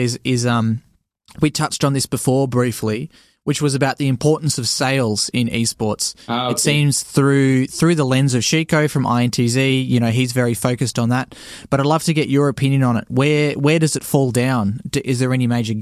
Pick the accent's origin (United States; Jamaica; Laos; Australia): Australia; accent: Australian; we're an English-speaking country, and a lot of Americans like our accent